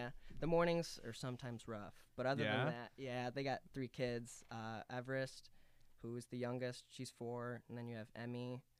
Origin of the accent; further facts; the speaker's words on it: Wheaton, Illinois, United States; Wheaton, Illinois.